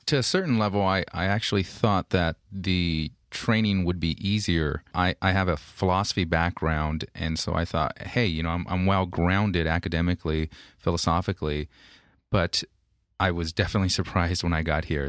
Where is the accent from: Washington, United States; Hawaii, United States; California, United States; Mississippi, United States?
California, United States; Modesto; now in San Diego, United States; Modesto, California